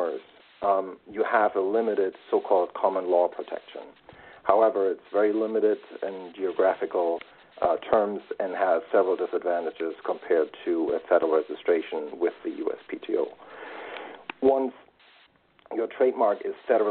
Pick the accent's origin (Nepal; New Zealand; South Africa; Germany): Germany; moved away as an adult; also born or lived in Washington, D.C. / London / Munich / New York; now in United States; Originally, I am from Germany, studied law there before I moved to the U.S.